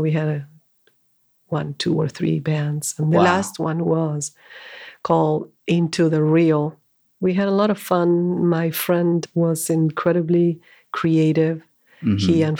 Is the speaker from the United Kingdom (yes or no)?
no; Argentina; moved away as an adult; also born or lived in India; now in United States; So I'm originally from Argentina, and I came to the U.S. in 2007.